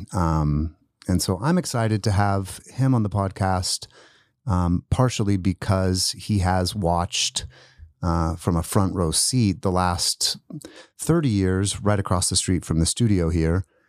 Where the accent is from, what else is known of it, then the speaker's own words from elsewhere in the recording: Post Falls, Idaho, United States; now in Spokane, United States; I didn't grow up in Spokane, but, but I grew up in North Idaho